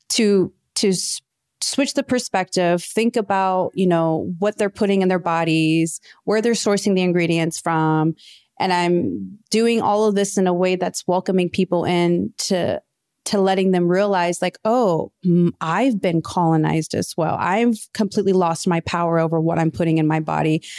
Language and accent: English; Midwest, United States; also born or lived in Kansas City / Mayetta, Kansas; growing up in the Midwest